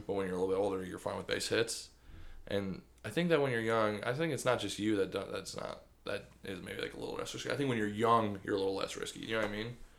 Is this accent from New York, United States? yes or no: no; Michigan, United States; I'm Michigan